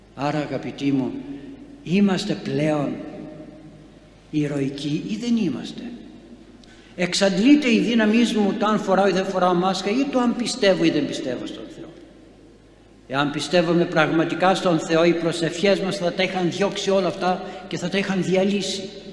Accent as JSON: {"language": "Greek", "country": "Greece", "said": "είμαι Έλληνας"}